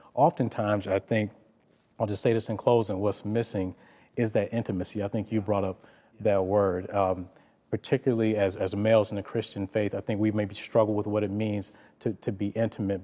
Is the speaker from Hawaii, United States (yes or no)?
no; Detroit, Michigan, United States; growing up in Detroit